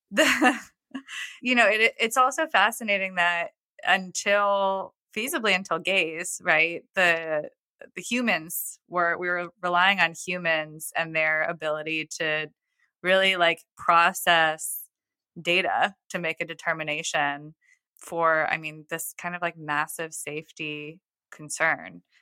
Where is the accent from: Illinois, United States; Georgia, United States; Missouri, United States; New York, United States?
New York, United States; now in Nashville, United States; I'm from New York originally